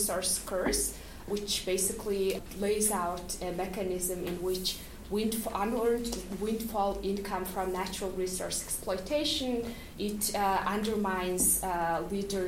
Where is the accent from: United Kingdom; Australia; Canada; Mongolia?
Mongolia; moved away; I am from Mongolia